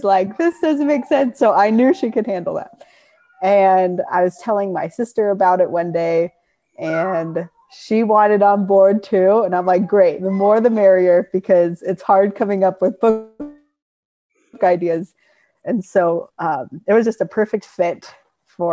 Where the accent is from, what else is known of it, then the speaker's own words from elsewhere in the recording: Rancho Cucamonga, California, United States; I was born and raised in Rancho Cucamonga